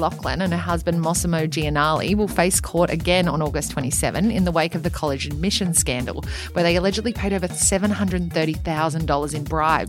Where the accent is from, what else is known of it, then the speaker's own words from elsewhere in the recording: Queensland, Australia; I'm from Queensland, so it was strong.